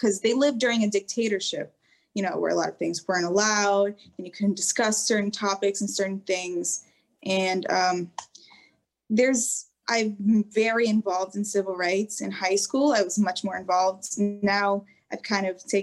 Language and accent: English; United States; I was raised in America. Obviously, I'm Albanian